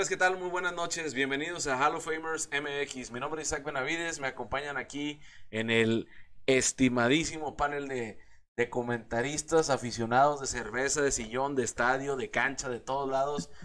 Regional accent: Mexico; como mexicano

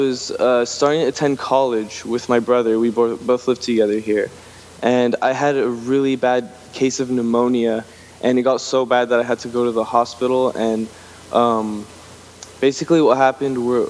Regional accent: Los Angeles, California, United States; moved away as an adult; now in Humboldt County, United States; I was born and raised in Los Angeles

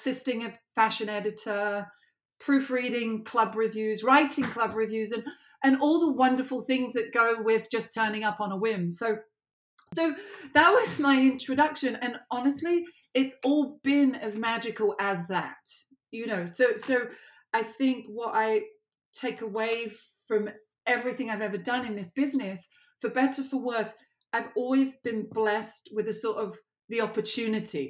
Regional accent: London, United Kingdom; moved away; I grew up in Southwest London

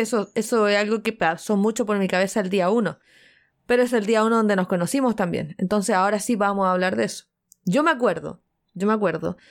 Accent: Chile; soy chilena

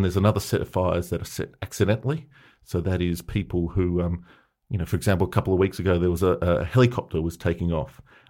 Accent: Melbourne, Victoria, Australia; the story, the myth that we heard growing up in Melbourne was that they were so hot.

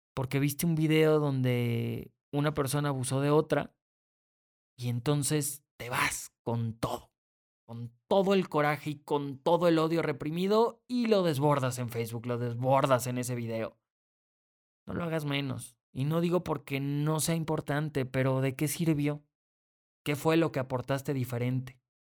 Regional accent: Mexico; soy mexicano.

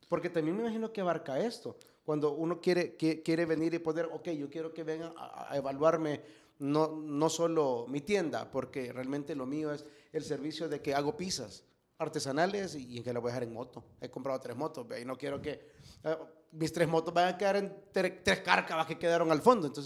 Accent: El Salvador

